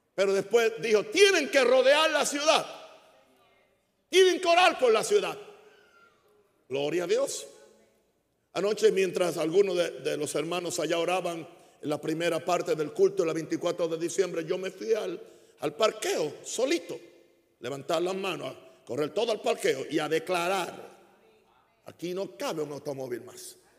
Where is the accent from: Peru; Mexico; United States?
United States; Chicago, Illinois; Spanish is a second language; now in Panama; la tierra de mi herencia ya no es Chicago, ni es Estados Unidos. La tierra de mi herencia se llama Panamá. Legalmente soy un, soy un americano